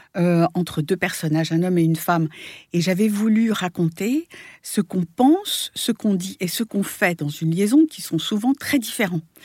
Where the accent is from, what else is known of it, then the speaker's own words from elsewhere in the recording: France; moved away as an adult; now in New York, United States; je suis née à New York. J'ai été, j'ai été élevée pendant huit ans là-bas. Puis après, je suis revenue en France et où j'ai passé une grande partie de ma vie jusqu'à il y a 15 ans